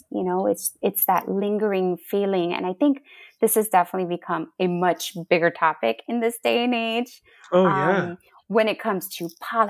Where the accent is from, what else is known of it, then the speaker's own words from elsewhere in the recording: Oklahoma, United States; born there; I was born in Oklahoma.